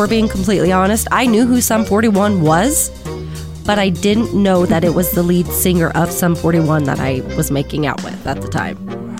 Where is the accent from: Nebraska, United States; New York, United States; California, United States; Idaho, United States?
Nebraska, United States; moved away; So yeah, I was 17. Me and my family, we came to Rapid from Nebraska